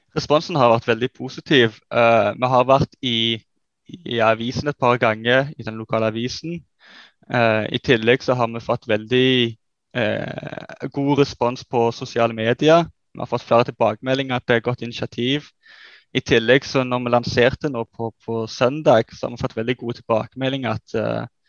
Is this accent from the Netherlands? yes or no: yes; Netherlands; now in Sandnes, Norway; Sjøl er jeg nederlender